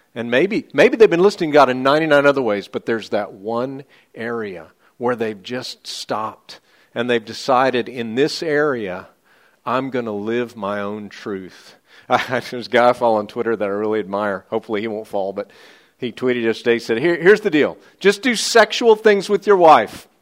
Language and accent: English; United States; I'm an American, but I'm an American second